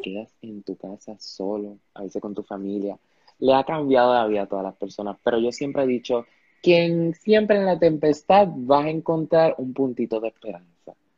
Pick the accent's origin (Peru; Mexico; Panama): Panama; also born or lived in Ponce, Puerto Rico; Yo vivo en Panamá, yo nací en Panamá, yo soy panameño, he vivido aquí toda mi vida.